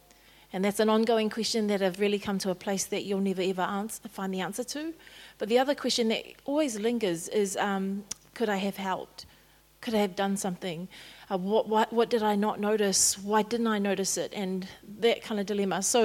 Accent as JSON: {"language": "English", "region": "Auckland", "country": "New Zealand", "tie": "born or raised there", "also_born_or_lived": "Wellington, New Zealand", "said": "Born in Wellington, raised in Ōtara"}